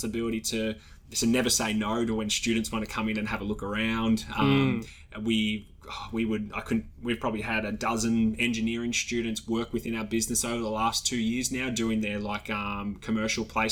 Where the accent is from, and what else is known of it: Australia